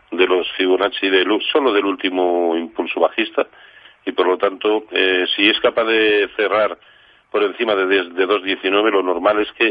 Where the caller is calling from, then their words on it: Madrid, Community of Madrid, Spain; Hola, buenas tardes. … de Madrid.